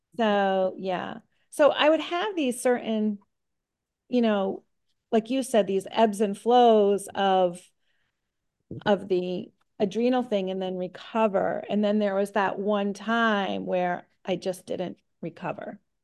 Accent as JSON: {"language": "English", "town": "Middleborough", "region": "Massachusetts", "country": "United States", "said": "I'm from Middleborough, Massachusetts"}